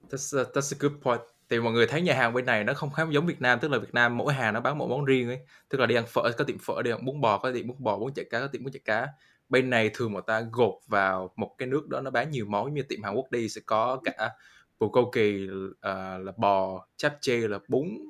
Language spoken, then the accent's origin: Vietnamese; Vietnam; now in United States; người Việt mình